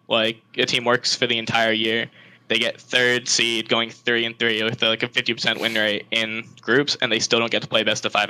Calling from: Trumbull, Connecticut, United States; I'm calling from Trumbull, Connecticut.

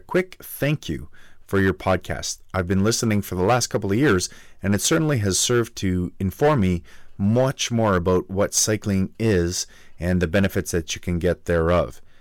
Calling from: Halifax, Nova Scotia, Canada; I'm calling from Halifax, Nova Scotia, Canada

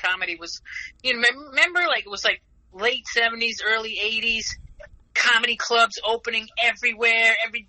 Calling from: Rhode Island, United States; Rhode Island. I'm right next door to you.

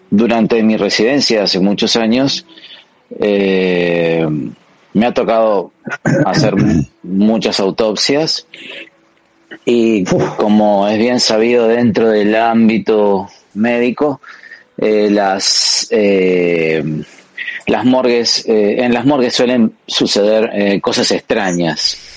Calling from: Argentina; Sinvergüenzas … eh, desde Argentina.

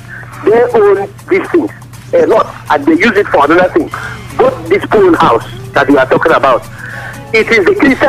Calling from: Oyo, Nigeria; I'm calling from Oyo.

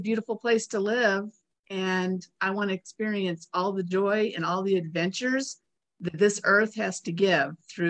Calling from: Maize, Kansas, United States; I'm in Mays, which is a suburb of Wichita, Kansas.

